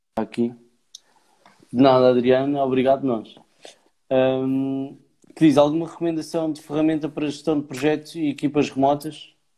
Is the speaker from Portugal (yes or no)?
yes; Leiria, Centro, Portugal; moved away; also born or lived in Porto / Aveiro; eu sou natural de Leiria. E depois fui para o Porto, e depois Avaro